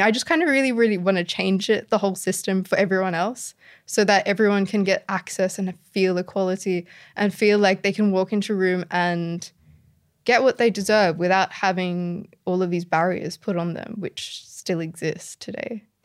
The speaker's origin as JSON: {"language": "English", "town": "Sydney", "region": "New South Wales", "country": "Australia", "tie": "born or raised there", "said": "the community I grew up in Sydney"}